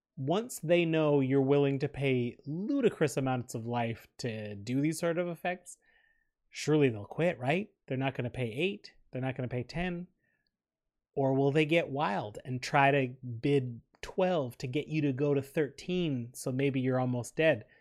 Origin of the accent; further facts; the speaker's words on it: Canada; We're proud Canadian podcasters